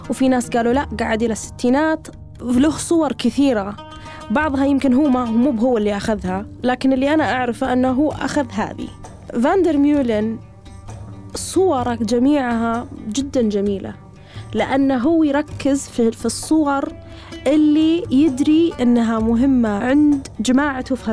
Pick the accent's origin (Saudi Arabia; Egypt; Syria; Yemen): Syria; يعني أنا رحت جدة أنا سوري يا أهل جدة